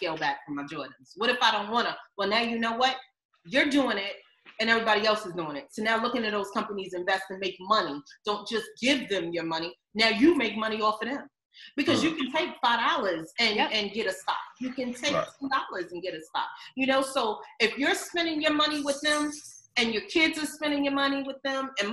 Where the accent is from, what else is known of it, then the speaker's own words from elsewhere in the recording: New York, United States; I'm a New Yorker